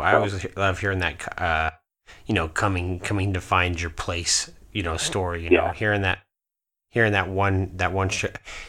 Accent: Alaska, United States; because I'm from Alaska.

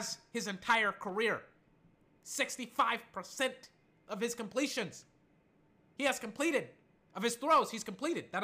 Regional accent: United States; being American myself

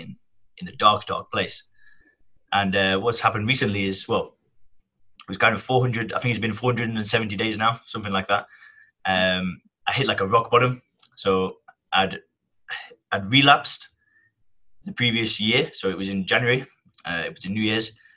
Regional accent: Kirkham, North West England, United Kingdom; accent: northern twang; now in Thailand; I'm from the northwest of England. So I have a nice northern twang. And I come from a village called Kirkham

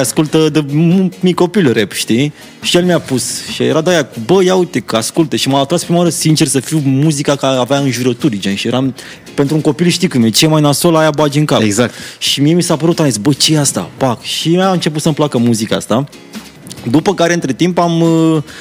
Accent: Roșiorii de Vede, Teleorman County, Romania; eu vin din Roșior de Vede

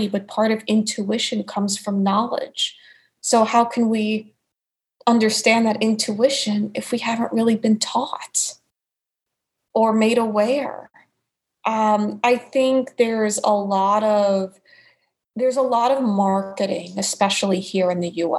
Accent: New York, United States; accent: New York; So I've kept my New York accent all these years

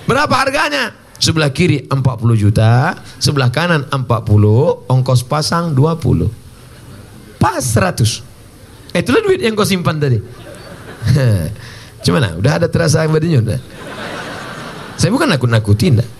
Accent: Riau, Indonesia; saya ceramah lah saya dari Riau ada satu kabupaten di tempat saya zakatnya 10 miliar

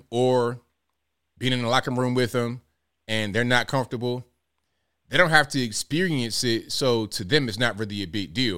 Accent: Virginia, United States; born there, raised in Virginia

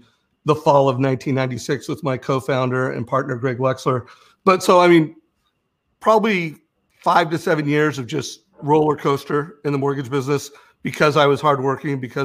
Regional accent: Huntington Beach, California, United States; I grew up in Huntington Beach

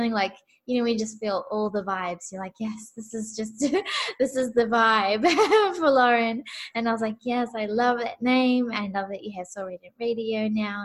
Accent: New Zealand; I'm from New Zealand.

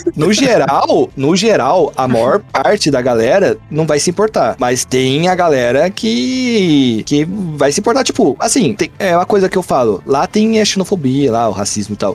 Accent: Mogi das Cruzes, São Paulo, Brazil; Só saí de Mogi uma vez e foi pra ir pro Japão

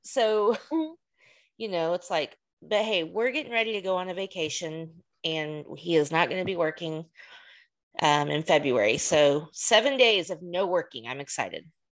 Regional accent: United States; also born or lived in Texas; being an American isn't all it's cracked up to be sometimes.

